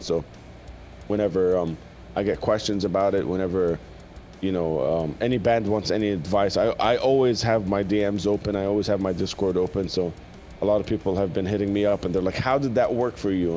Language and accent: English; Jordan; when I was growing up in Jordan